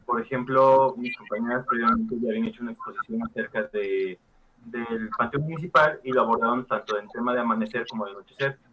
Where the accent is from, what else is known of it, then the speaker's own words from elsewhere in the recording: Guerrero, Mexico; now in Puebla, Mexico; del estado de Guerrero, que es de donde soy originario